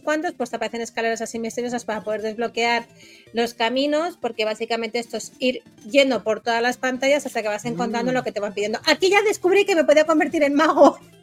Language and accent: Spanish; Spain; como buena española